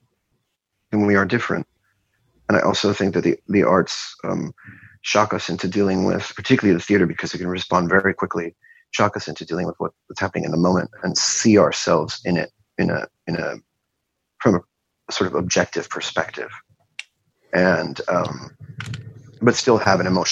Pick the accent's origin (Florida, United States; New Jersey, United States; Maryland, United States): Florida, United States; Miami; moved away; also born or lived in Wilmington, Delaware / New York; was born in Wilmington, actually, and raised in Miami, but born in Wilmington and there for 3 years